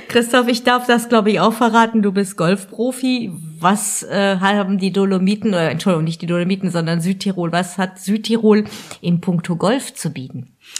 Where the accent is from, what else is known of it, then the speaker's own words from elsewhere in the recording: Alsace, Grand Est, France; als Elsässerin